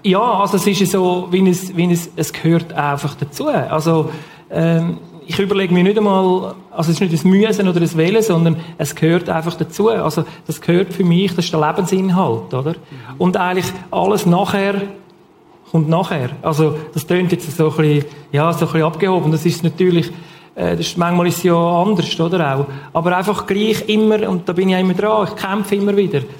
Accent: Switzerland; ich bin im Bachtloben aufgewachsen, also ich wohne immer noch dort

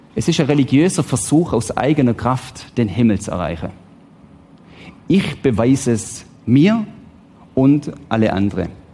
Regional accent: Switzerland; Ich bin Schweizer, ich lebe im Wohlstand

